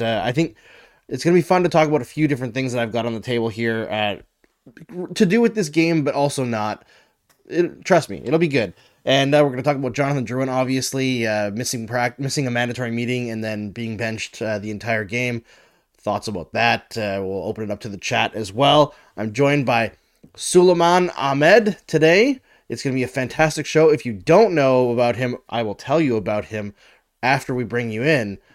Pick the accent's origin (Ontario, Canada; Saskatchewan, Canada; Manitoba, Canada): Saskatchewan, Canada; also born or lived in Alberta; I grew up in Saskatchewan and Alberta.